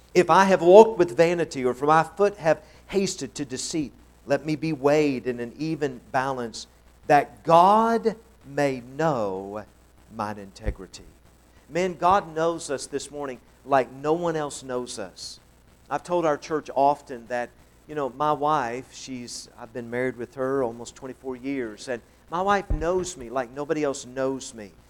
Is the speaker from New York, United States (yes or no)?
no; Tennessee, United States; I'm from Tennessee